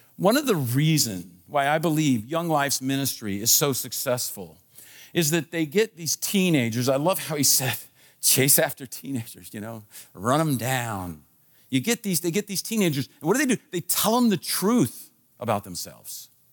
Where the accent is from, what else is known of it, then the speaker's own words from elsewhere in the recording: Washington, District of Columbia, United States; I was born in Washington, D C. So I am a Washington, D C.